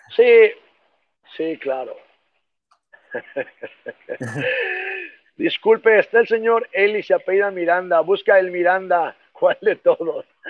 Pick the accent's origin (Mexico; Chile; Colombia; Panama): Mexico; como mexicanos